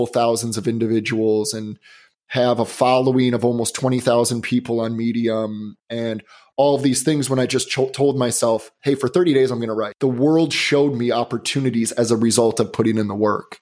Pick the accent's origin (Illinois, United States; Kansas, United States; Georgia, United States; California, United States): Illinois, United States; Chicago; also born or lived in Boston; now in Los Angeles, United States; I live in Los Angeles and I grew up in the Chicagoland area.